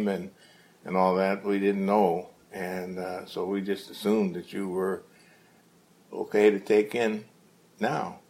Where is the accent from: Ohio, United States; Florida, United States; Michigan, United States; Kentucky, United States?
Ohio, United States; Dayton; also born or lived in Cincinnati, Ohio; my home is really Dayton.